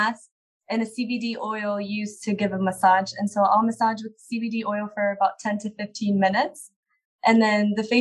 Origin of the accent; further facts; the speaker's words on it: Afghanistan; moved away; I'm originally from Afghanistan and I come from a war zone.